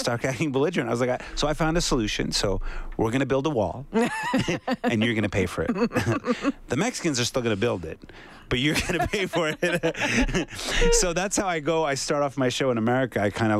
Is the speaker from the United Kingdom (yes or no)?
no; Quebec, Canada; Oh yeah, it's super rich over there.